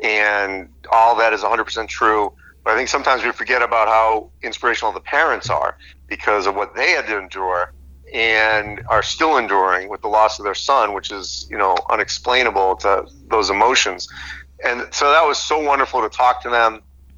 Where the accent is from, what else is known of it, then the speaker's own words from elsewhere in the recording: New England, United States; I'm from New England, and I went to a Big Ten school.